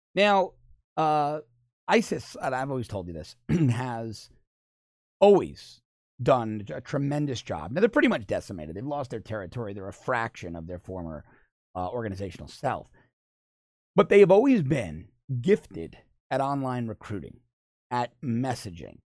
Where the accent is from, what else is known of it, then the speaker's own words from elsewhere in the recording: New York City, New York, United States; moved away as an adult; now in South Florida, United States; I grew up in New York City. Had a lot of Jewish friends and I now live in South Florida